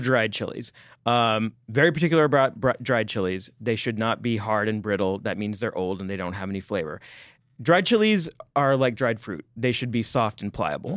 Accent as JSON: {"language": "English", "region": "Texas", "country": "United States", "tie": "born or raised there", "moved": "yes", "said": "because I'm from Texas, we had Frito pie as our school lunch day"}